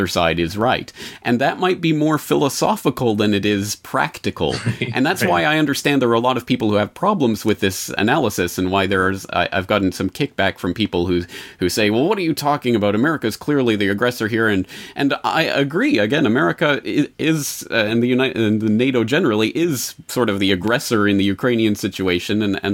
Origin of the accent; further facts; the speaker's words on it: Canada; now in Japan; my home country of Canada, but now my adopted country of Japan